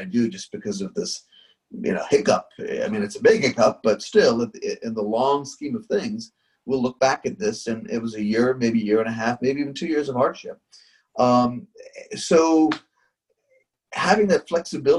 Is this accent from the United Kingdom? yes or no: no; India; growing up in India, where just nothing's on time